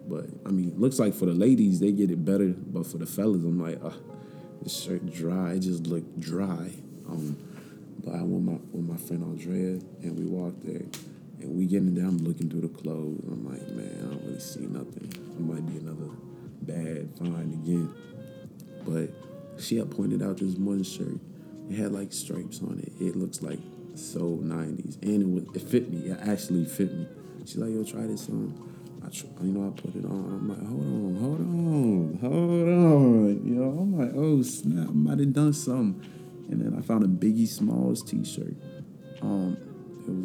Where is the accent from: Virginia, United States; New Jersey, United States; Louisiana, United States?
Virginia, United States; Leesburg; also born or lived in Farmville, Virginia; my hometown, which is Leesburg